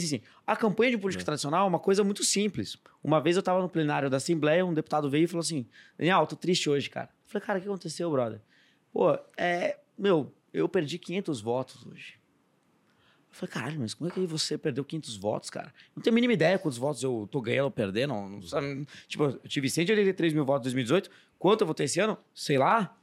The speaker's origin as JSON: {"language": "Portuguese", "town": "Bragança Paulista", "region": "São Paulo", "country": "Brazil", "said": "eu sou de Bragança Paulista, interior de São Paulo"}